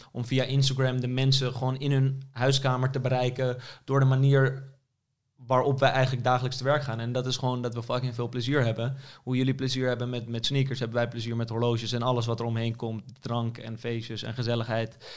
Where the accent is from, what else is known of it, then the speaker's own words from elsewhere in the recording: Amsterdam, North Holland, Netherlands; ik ben inderdaad geboren in Amsterdam en altijd gebleven